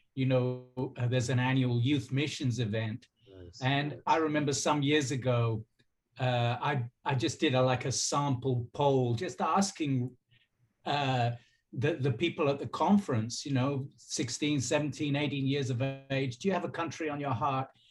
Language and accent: English; Brighton, South East England, United Kingdom; moved away as an adult; now in Brazil; I'm from Brighton, and um, and grew up uh, on the south coast of England.